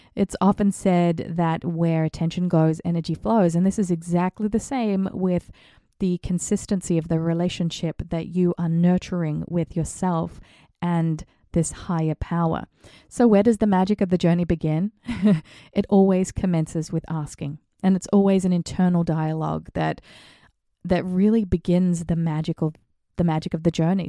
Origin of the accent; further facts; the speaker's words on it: Australia; now in The Hamptons, United States; growing up in Australia